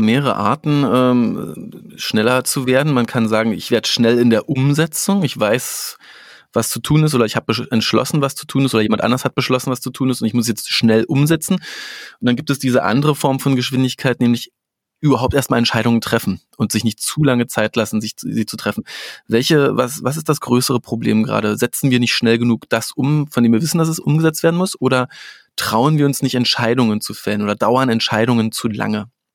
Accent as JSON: {"language": "German", "region": "Berlin", "country": "Germany", "said": "ich komme ja aus Berlin"}